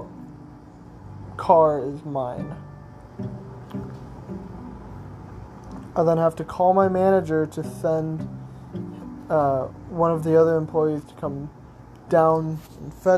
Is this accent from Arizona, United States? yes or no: yes; Arizona, United States; I'm from Arizona